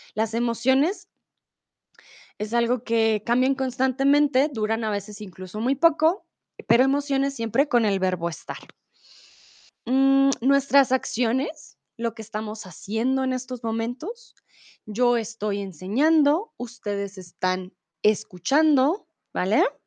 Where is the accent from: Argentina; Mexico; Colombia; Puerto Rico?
Colombia; Bogotá; soy de Colombia, de Bogotá